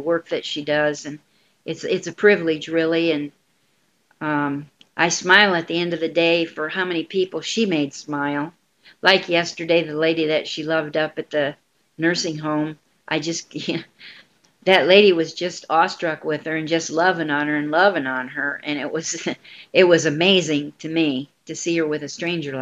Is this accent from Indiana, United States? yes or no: yes; South Bend, Indiana, United States; now in Quad Cities, United States; my hometown is South Bend, Indiana, but I'm staying here till